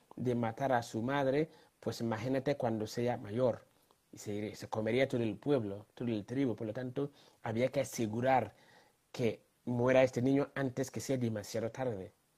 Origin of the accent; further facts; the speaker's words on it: Ghana; moved away; tuve la gran honor, mm, suerte de nacer en un país llamado Ghana, en medio África tropical